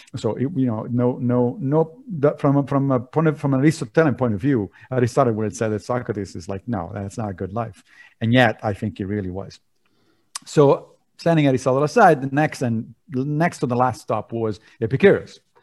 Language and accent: English; Rome, Lazio, Italy; moved away; I grew up in Italy, in Rome